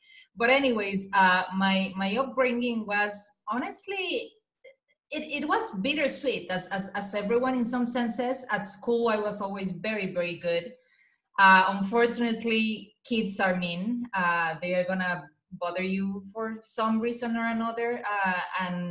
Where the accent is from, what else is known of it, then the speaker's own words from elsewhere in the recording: Mexico; English is a second language; moved away as an adult; now in United States; I was born and raised in a very Mexican traditional family